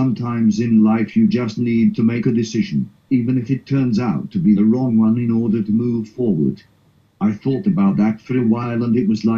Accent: South Africa; moved away as an adult; now in United Kingdom; I am originally from South Africa.

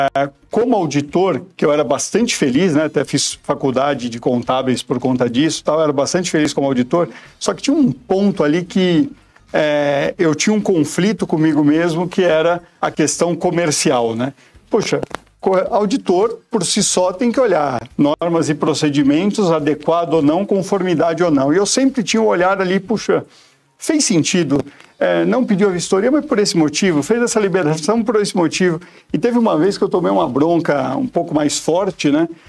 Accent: São Paulo, Brazil; moved away as an adult; now in Itupeva, Brazil; nasci em Pirituba, então acabei fazendo toda a minha, minha vida

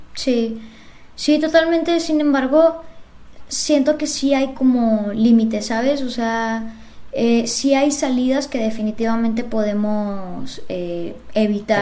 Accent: Monterrey, Nuevo León, Mexico; yo soy de Monterrey, formo parte del área metropolitana

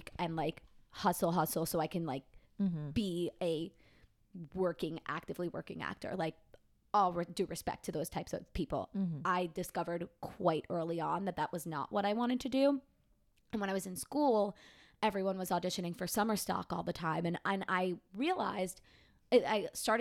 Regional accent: Long Island, New York, United States; I'm from Long Island, New York

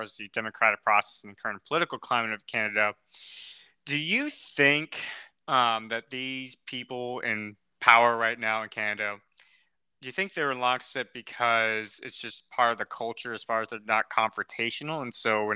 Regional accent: United States; as an American

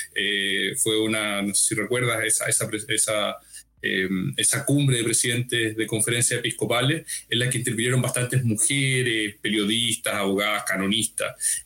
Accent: Talca, Maule, Chile; soy chileno eh, de una diócesis pequeña, más o menos pequeña, pero no arquidiócesis, dijéramos, se llama Talca

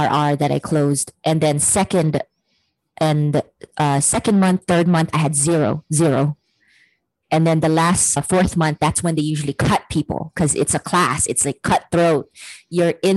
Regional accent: Hawaii, United States; moved away as an adult; also born or lived in San Francisco; in Hawaii, growing up in Hawaii, you're a very loving culture

